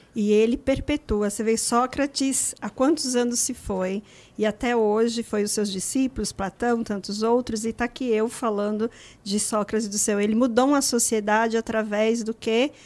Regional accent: Northeast Region, Brazil; moved away; como nordestina, e eu sei as dificuldades de um nordestino chegar na cidade grande

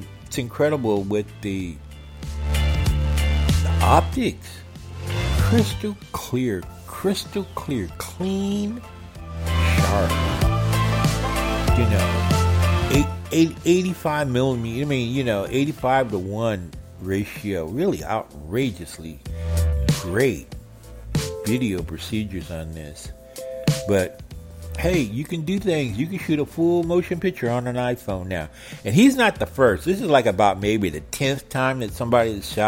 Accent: United States; the kids I grew up with in Roseman

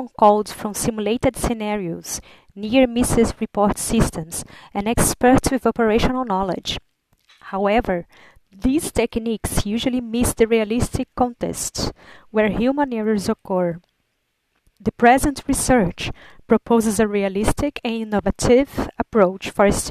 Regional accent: Brazil; moved away as an adult; also born or lived in Liverpool, United Kingdom; I'm from Brazil and study human reliability analysis

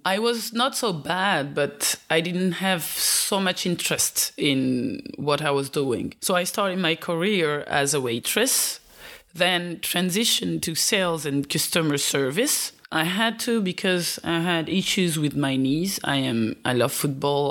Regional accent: Belgium; also born or lived in Eastern Africa; I was born in Eastern Africa and raised in Belgium.

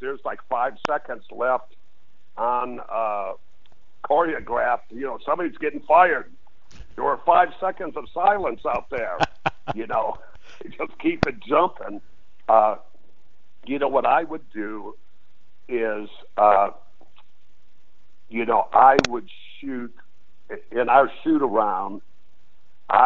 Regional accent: Detroit, Michigan, United States; moved away as an adult; also born or lived in San Diego, California; growing up in Detroit

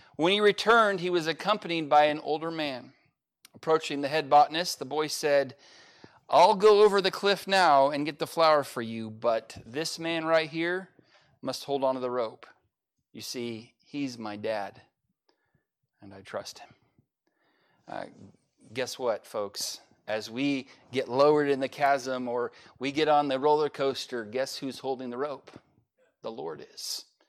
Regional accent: United States; I'm an American

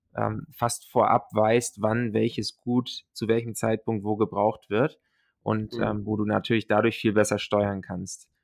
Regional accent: Hamburg, Germany; also born or lived in Silicon Valley, United States / North America; komme ursprünglich aus äh, der Nähe von Hamburg, bin hier aufgewachsen

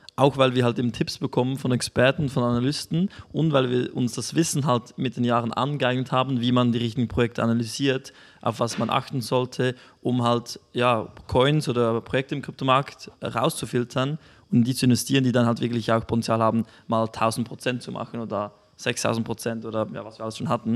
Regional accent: Switzerland; bei uns in der Schweiz

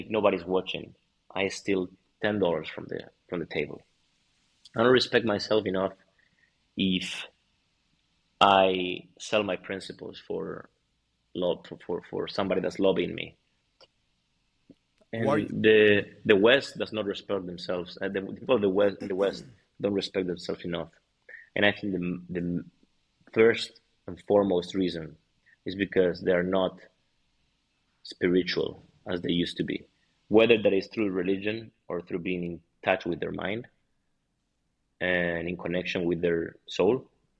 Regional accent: Madrid, Community of Madrid, Spain; I'm from Madrid

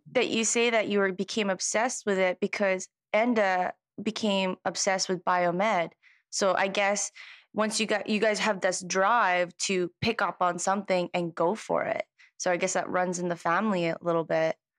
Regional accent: Canada; moved away; I'm from Canada

